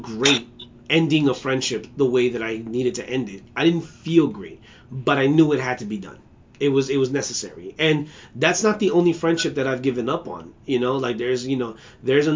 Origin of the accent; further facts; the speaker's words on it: United States; I'm an American. I'm a proud American